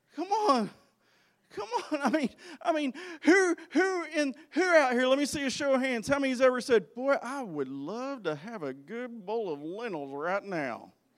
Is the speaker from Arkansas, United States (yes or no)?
yes; Arkansas, United States; I grew up in Arkansas